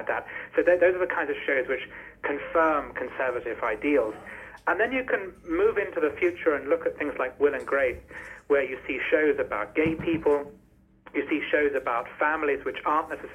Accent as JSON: {"language": "English", "country": "United Kingdom", "said": "as a British person"}